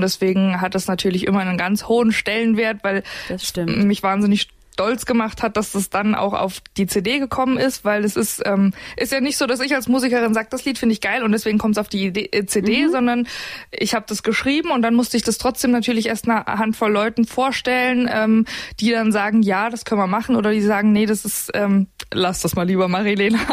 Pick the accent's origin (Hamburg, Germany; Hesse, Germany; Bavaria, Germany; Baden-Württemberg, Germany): Hesse, Germany; Tann; moved away as an adult; now in Munich, Germany; ich komme aus Tann in der Rhön und ähm, arbeite jetzt in München bei Antenne Bayern